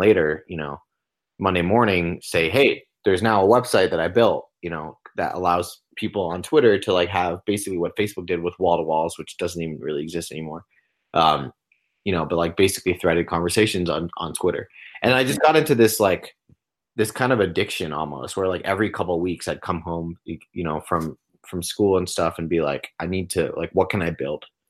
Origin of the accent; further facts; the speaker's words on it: Long Island, New York, United States; also born or lived in Los Angeles; I was born in New York on Long Island